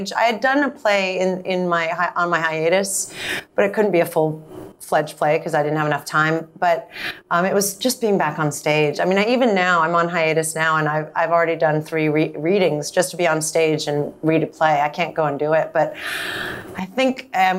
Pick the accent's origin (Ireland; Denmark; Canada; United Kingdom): United Kingdom; England; accent: English; also born or lived in France / New York; now in Los Angeles, United States; I grew up in England, so I have an English accent, or that I was in France from the ages of 1 to 3, so I speak French.